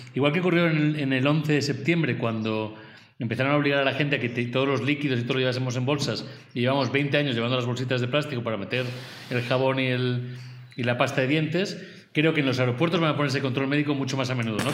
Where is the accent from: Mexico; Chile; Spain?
Spain; como español